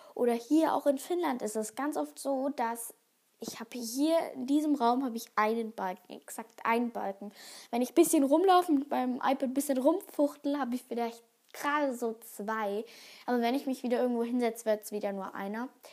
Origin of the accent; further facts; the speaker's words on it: Germany; bei uns in Deutschland